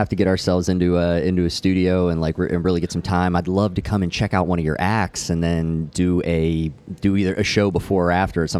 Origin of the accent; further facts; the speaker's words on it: Pennsylvania, United States; I grew up in Pennsylvania.